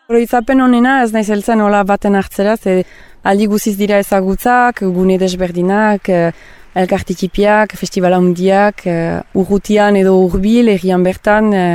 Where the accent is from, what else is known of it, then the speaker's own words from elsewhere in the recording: Soule, Nouvelle-Aquitaine, France; now in Irun, Spain; ni Sibirotaren naiz sortzez, eta horrein eh, bat urte batzu irunian bizi naizela